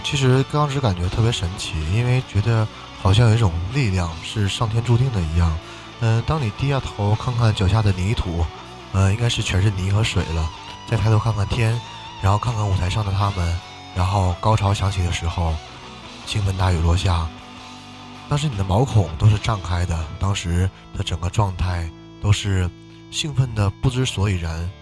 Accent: northern China, China; also born or lived in Jinzhou, Liaoning; 两个北方人都，都是跟锦州有很，怎么讲，很深关系的人们

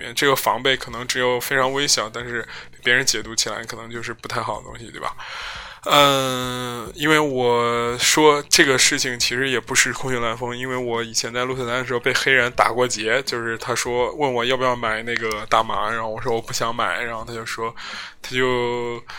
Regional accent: China; 然后你就会发觉，我中国人成了一个等价于武汉、等价不是等价于新型冠状病毒的这样一个危险的时候，所有人都会对你有指指点点。

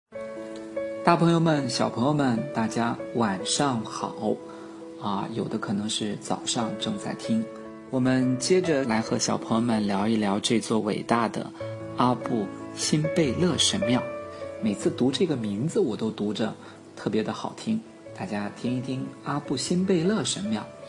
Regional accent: China; 就我们几个来自于中国的朋友去这里参观

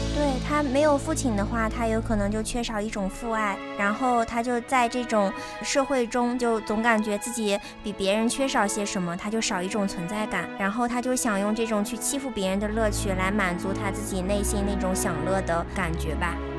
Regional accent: Taiyuan, Shanxi, China; now in Chongqing, China; 我们都是来自同一个地方啊，都是来自太原

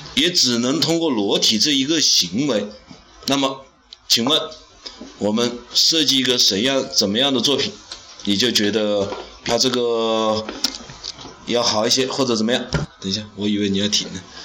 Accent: Hunan, China; 我们湖南人

